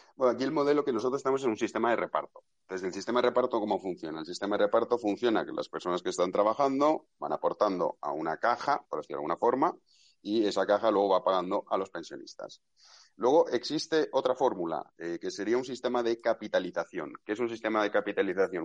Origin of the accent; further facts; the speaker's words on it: Valencian Community, Spain; yo por ejemplo soy valenciano